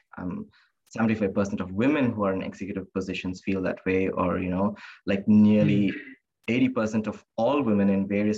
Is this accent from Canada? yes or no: no; India; also born or lived in Singapore; now in Australia; growing up in India, in a very conservative religious background